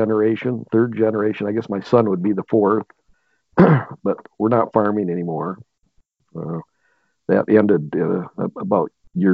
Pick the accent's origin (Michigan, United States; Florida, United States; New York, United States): Michigan, United States; Benzie County; I grew up here in Benzie County. The only time I've been away is when I was at school up at Michigan Tech up in Houghton, and part of a family farm.